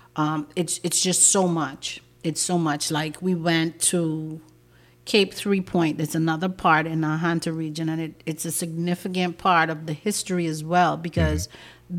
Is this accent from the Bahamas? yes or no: yes; Cat Island, Bahamas; I'm from Cat Island